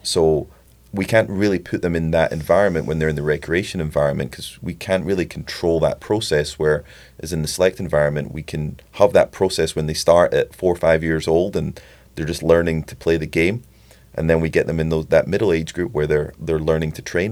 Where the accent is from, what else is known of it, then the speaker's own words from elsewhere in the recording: Scotland, United Kingdom; I'm Scottish